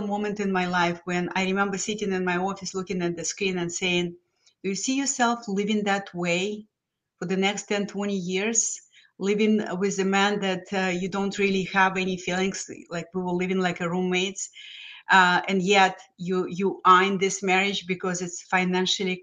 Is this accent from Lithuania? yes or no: yes; Lithuania; English is a second language; moved away as an adult; now in United States; I'm a first generation immigrant from Lithuania that used to be former Soviet Union. So I grew up in this horrible regime of Soviets